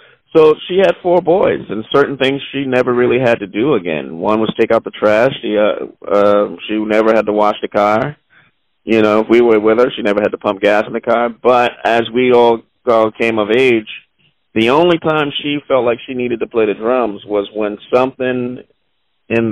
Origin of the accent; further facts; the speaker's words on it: Charleston, South Carolina, United States; I grew up specifically in Charleston, South Carolina